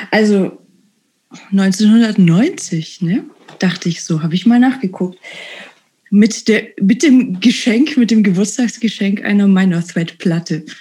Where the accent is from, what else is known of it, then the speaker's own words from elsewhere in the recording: Baden-Württemberg, Germany; Also, wie gesagt, ich bin in einem Dorf bei Böblingen groß geworden und in die Kreisstadt dann zur Schule gegangen.